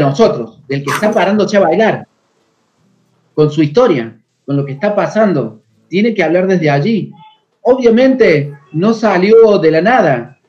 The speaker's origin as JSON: {"language": "Spanish", "region": "a town 100 km from Córdoba city", "country": "Argentina", "tie": "born or raised there", "said": "yo vivía en un pueblo que se llama Villalique, a 100 kilómetros de Córdoba capital"}